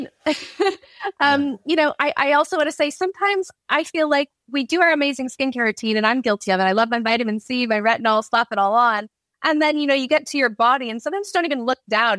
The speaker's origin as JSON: {"language": "English", "country": "Canada", "moved": "yes", "lives_now": "London, United Kingdom", "said": "me being Canadian"}